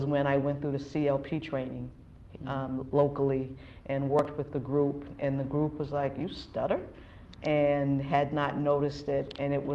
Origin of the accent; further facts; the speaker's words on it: Boston, Massachusetts, United States; also born or lived in New York; I grew up in Dorchester, urban life